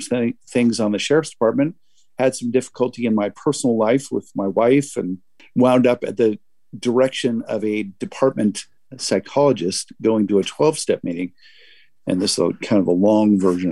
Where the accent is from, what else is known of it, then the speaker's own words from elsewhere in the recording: West Covina, California, United States; moved away as an adult; now in Massachusetts, United States; Grew up in a suburb of Los Angeles, California, West Covina